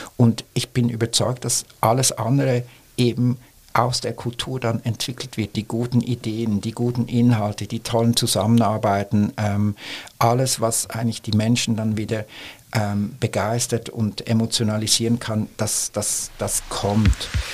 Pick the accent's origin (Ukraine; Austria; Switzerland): Switzerland; now in Germany; jetzt als Schweizer